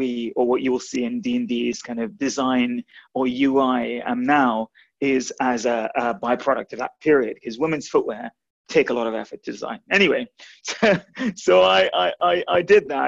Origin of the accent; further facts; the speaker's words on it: Guyana; moved away; I was born, interestingly enough, I was born in South America. I was born in the only English-speaking country in South America, which is British Guyana.